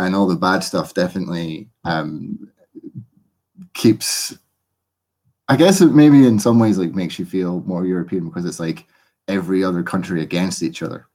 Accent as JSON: {"language": "English", "region": "Scotland", "country": "United Kingdom", "said": "I feel more Scottish now"}